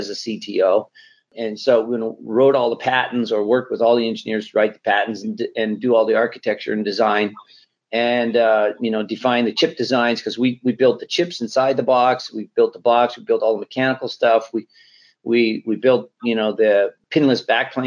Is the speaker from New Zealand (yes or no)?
no; Canada; moved away as an adult; also born or lived in Sunnyvale; Just a kid, growing up in Canada